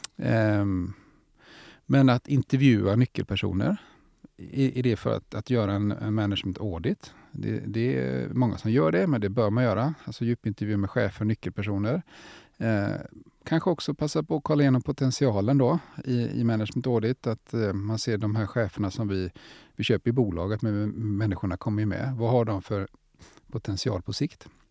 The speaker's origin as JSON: {"language": "Swedish", "town": "Gothenburg", "region": "Västra Götaland", "country": "Sweden", "said": "som göteborgare är jag också stolt"}